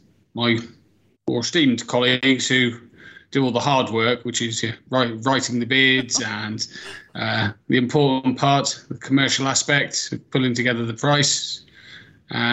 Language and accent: English; Ludlow, West Midlands, United Kingdom; I grew up out in near the Welsh border. In a place called Ludlow